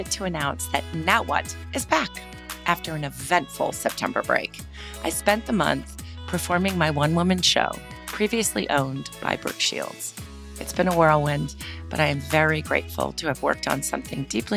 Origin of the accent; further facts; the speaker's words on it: New York City, New York, United States; I'm a born and bred, raised in Manhattanite. So I'm a native New Yorker